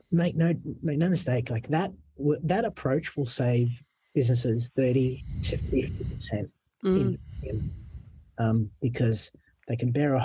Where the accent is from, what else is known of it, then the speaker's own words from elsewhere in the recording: Fairfield, New South Wales, Australia; I grew up in Fairfield